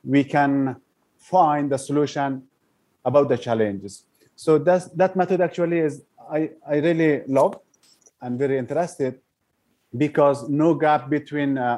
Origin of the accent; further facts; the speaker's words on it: Afghanistan; first language Persian; English is a second language; moved away as an adult; now in Malaysia; Originally, I'm from Afghanistan, but I'm staying as a refugee in Malaysia